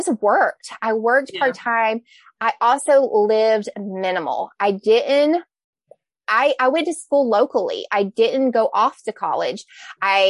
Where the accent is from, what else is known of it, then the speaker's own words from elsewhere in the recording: the South, United States; I'm from the South